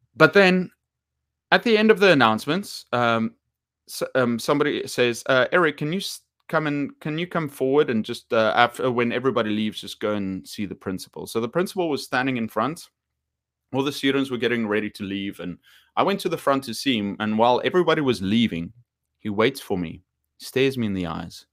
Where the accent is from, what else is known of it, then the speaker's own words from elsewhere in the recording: South Africa; I'm from South Africa